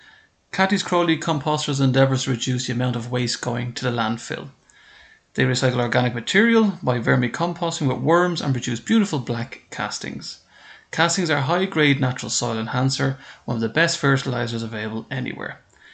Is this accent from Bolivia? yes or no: no; Ireland; as an Irishman, we don't really get nice temperatures here in Ireland.